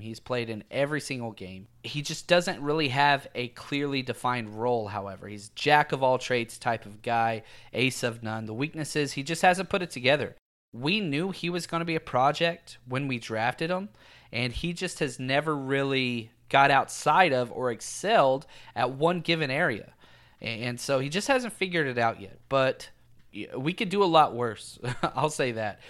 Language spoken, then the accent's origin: English; Texas, United States; I was raised in Texas